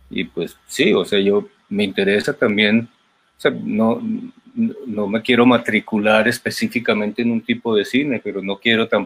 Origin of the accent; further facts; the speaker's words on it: Colombia; ¿y usted cómo hace para siendo colombiano para contar estas historias tan españolas.